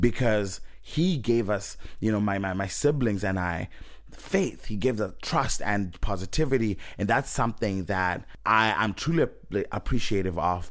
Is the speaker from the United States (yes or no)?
no; Zimbabwe; moved away; I'm coming from Zimbabwe